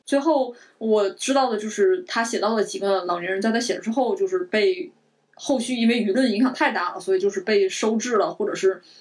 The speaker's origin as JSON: {"language": "Chinese", "country": "China", "said": "我们都是中国人"}